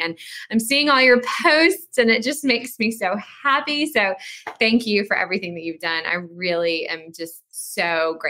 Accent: Salisbury, North Carolina, United States; now in Beaufort, United States; I'll be in my hometown of Salisbury, North Carolina

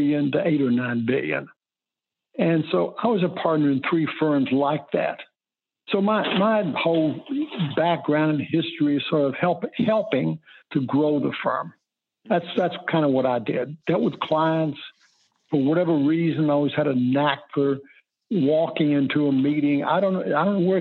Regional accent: Lexington, Kentucky, United States; moved away; I grew up in Lexington, Kentucky

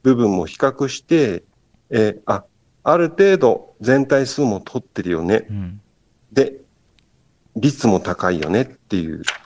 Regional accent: Kagoshima, Japan; now in Kochi, Japan; もともと焼酎文化の鹿児島県で生まれ育って

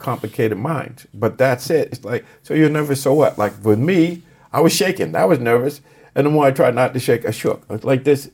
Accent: Boston, Massachusetts, United States; I grew up in Boston

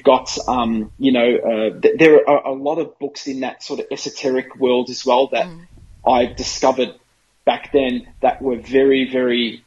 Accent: Australia; I'm an Aussie

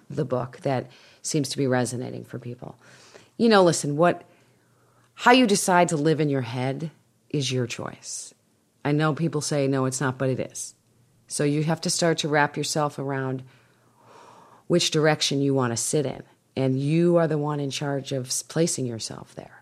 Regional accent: Winnetka, Illinois, United States; moved away; I am speaking in my hometown

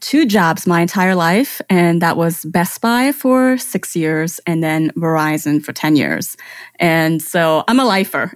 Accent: Germany; English is a second language; now in United States; I grew up in Germany. I was born and raised there

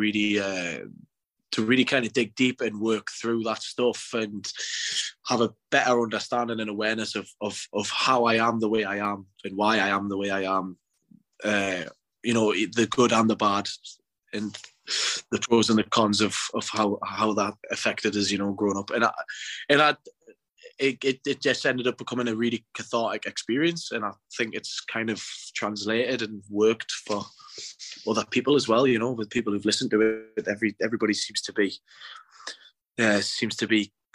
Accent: North East England, United Kingdom; being a teenager in the northeast of England.

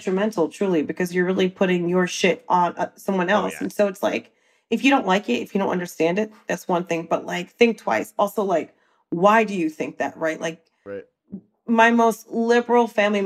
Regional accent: New Jersey, United States; I used to work in all the malls in Jersey because I'm from Jersey

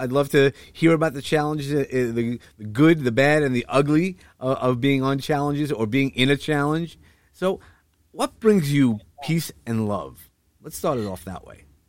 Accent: New York City, New York, United States; in Sheepshead Bay where we you know where I grew up

